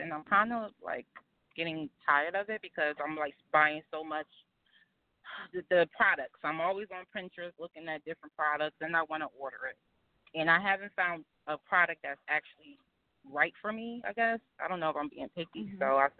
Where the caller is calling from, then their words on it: New Jersey, United States; I'm calling from New Jersey.